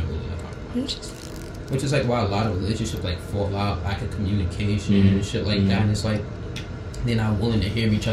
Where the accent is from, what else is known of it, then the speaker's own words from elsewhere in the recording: New York, United States; I'm from New York